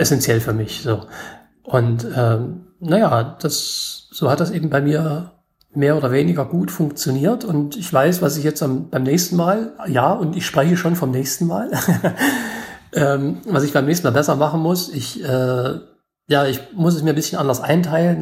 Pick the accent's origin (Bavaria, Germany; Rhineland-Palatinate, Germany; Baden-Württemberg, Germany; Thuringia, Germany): Thuringia, Germany; Gotha; ich komme aus Gotha, Thüringen